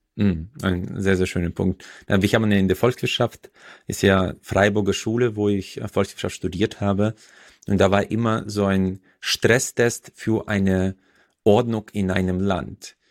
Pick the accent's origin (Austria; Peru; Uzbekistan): Uzbekistan; now in Germany; Usbekistan, wo ich herkomme